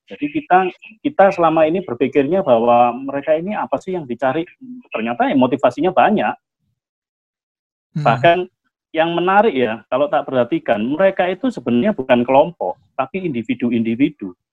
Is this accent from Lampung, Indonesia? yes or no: no; Surabaya, East Java, Indonesia; meskipun secara kedaerahan iya aku orang Surabaya, nggak ada masalah di Surabayanya.